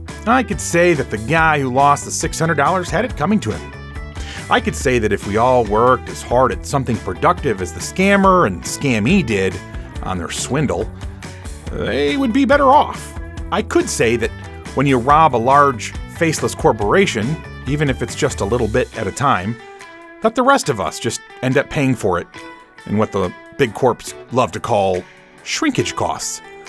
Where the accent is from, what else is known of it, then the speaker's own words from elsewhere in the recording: Chicago, Illinois, United States; now in Atlanta, United States; Oh, my hometown. Love it.